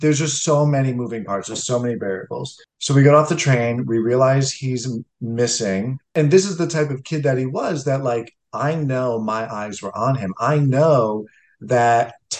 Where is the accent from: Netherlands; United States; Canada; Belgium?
United States; as from an American point of view